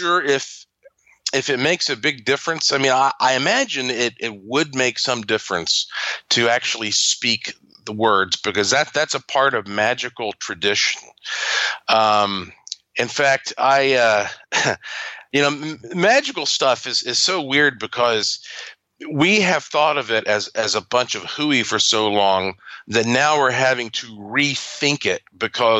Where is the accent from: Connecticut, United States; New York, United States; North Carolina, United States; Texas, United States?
North Carolina, United States; I am from North Carolina and I have a museum and laboratory and ghost tours and all that there